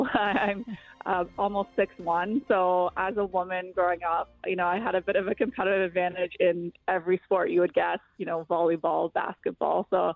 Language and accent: English; Niagara region, Ontario, Canada; I grew up in the Niagara region, so really in the hub of a lot of hockey